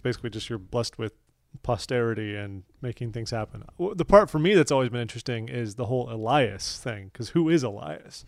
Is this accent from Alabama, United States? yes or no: no; Orange County, California, United States; I'm from Orange County, California.